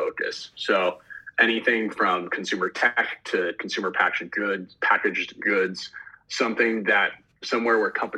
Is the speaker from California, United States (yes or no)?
yes; Los Angeles, California, United States; moved away as an adult; also born or lived in Philadelphia; I grew up in Los Angeles originally